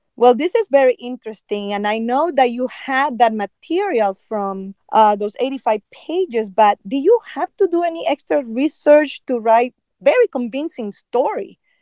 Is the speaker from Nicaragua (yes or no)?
yes; Nicaragua; moved away; I was growing up in Nicaragua